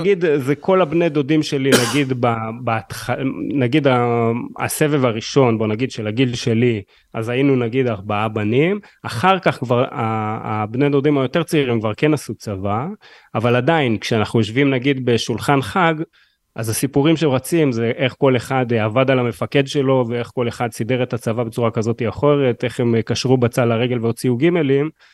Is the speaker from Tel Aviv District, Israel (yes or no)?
no; Haifa, Haifa District, Israel; אני גם בא מהמשפחה הכי קשוחה בשפרינצק